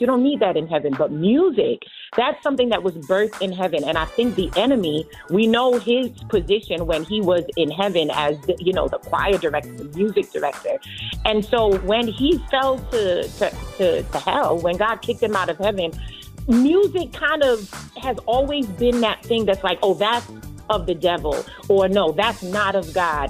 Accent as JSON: {"language": "English", "country": "Trinidad & Tobago", "tie": "born or raised there", "moved": "yes", "lives_now": "Long Island, United States", "said": "I was born in Trinidad"}